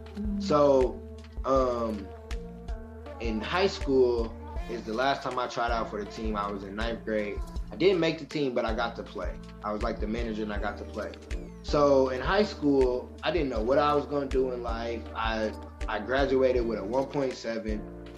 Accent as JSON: {"language": "English", "town": "Michigan City", "region": "Indiana", "country": "United States", "moved": "as an adult", "lives_now": "Indianapolis, United States", "said": "I'm from Michigan City, Indiana, and I moved here to Indianapolis"}